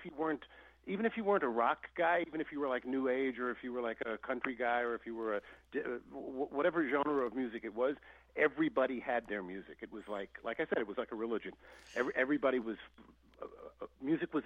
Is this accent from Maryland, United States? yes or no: no; New York, United States; also born or lived in Paris; growing up in New York back in the day